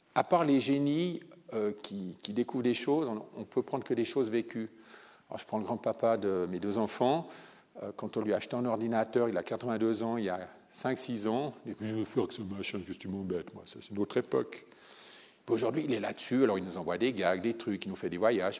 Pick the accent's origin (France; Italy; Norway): Italy; moved away; je viens d'Italie